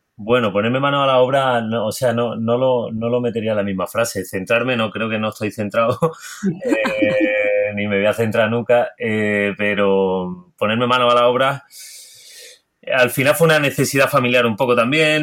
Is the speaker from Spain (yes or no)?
yes; Granada coast, Andalusia, Spain; also born or lived in Salou, Catalonia; nací en Cataluña, en Salou. Y mi madre, mi padre es valenciano, mi madre es de, la costa de Granada y hace muchos años que vivimos aquí en la costa de Granada. Me vine pequeño.